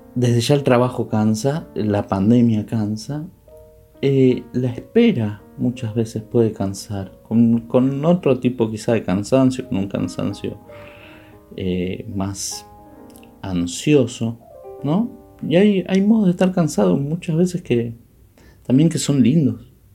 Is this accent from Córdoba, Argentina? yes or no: no; Buenos Aires, Argentina; yo soy porteño, nací en Buenos Aires, viví siempre en Buenos Aires